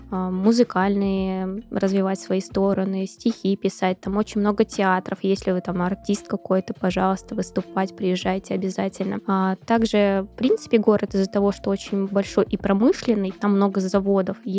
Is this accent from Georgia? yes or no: yes; Tbilisi, Georgia; born there; Я сама родилась в Грузии, в Тбилиси. Это южный город, там минус 5, это уже холодно.